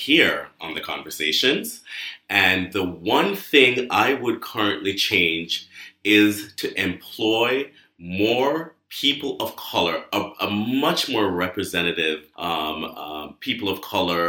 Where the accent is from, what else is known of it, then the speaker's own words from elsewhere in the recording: Jamaica; moved away; I grew up in Jamaica, a rich person, but rich with land and rich with love